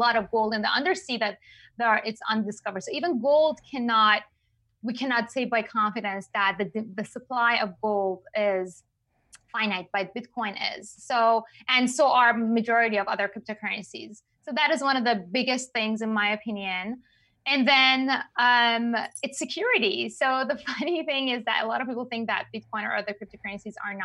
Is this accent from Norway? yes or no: no; Iran; English is a second language; moved away; I'm from Iran